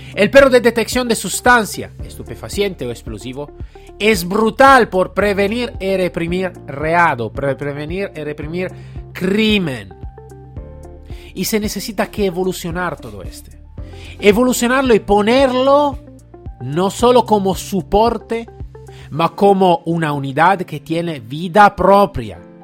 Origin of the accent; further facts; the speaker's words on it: Italy; Spanish is a second language; yo estaba como italiano